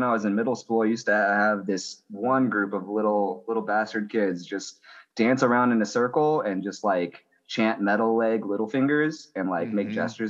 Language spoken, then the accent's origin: English; Central California, United States; now in Portland, United States; I grew up in Central California. I've been living in Portland since 2005.